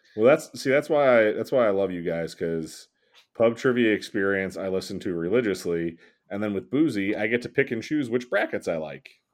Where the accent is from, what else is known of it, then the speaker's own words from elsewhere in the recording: New Jersey, United States; We're from Jersey.